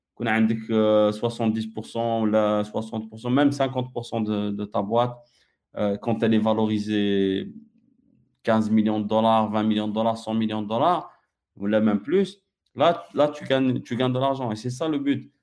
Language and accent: French; Algeria; je suis algérien, j'ai, mon passeport algérien jusqu'à maintenant